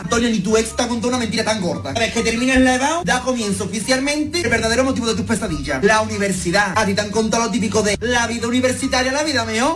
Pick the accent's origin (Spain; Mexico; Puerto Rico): Spain; Mairena del Aljarafe, Andalusia; Yo soy de Mairena del Arco